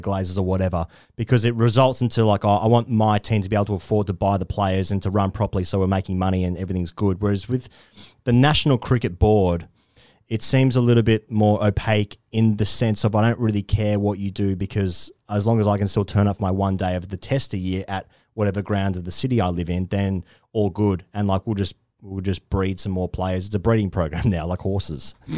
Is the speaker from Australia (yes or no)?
yes; Australia; as an Australian